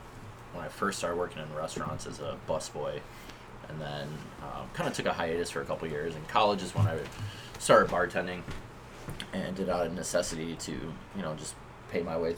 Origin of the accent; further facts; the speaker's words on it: Ann Arbor, Michigan, United States; moved away as an adult; growing up in Ann Arbor, which is college town, so everything is pushed to be local, local, local.